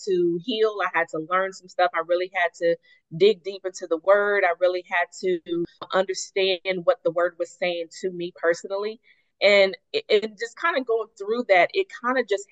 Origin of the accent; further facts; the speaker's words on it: Tulsa, Oklahoma, United States; moved away as an adult; also born or lived in Atlanta; I was born and raised here in Tulsa. I lived in Atlanta for 12 years, but post-divorce, I actually moved back home